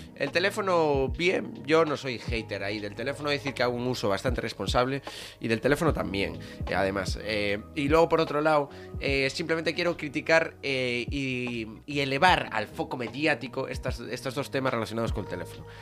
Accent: Vigo, Galicia, Spain; yo soy de Vigo.

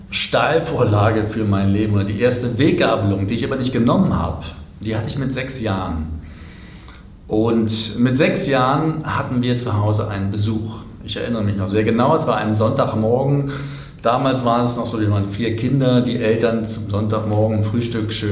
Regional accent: Berlin, Germany; ich bin als Kind in Berlin groß geworden, zwei Kilometer von der Mauer entfernt

